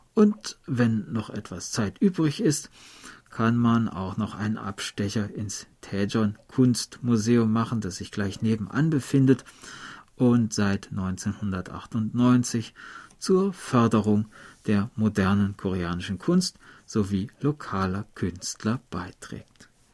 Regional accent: Germany; ich komme ja aus der Harzgegend

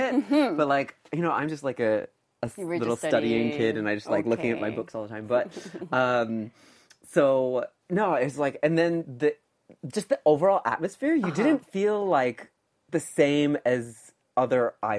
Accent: Vermont, United States; moved away as an adult; now in Korea; I'm from Vermont, which is a state in the Northeast United States. I came to Korea in 2011 for grad school.

